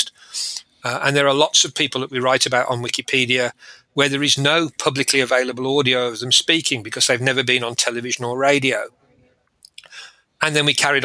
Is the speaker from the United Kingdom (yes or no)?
yes; Birmingham, West Midlands, United Kingdom; I was born in Birmingham, England